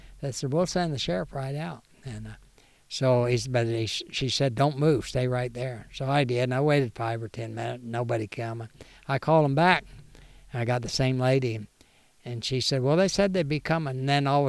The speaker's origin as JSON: {"language": "English", "region": "Missouri", "country": "United States", "said": "I'm from Missouri."}